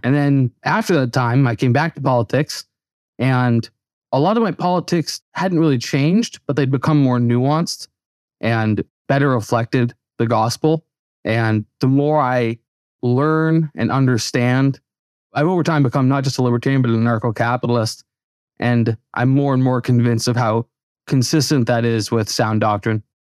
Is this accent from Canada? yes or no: yes; Canada; moved away; I grew up in Canada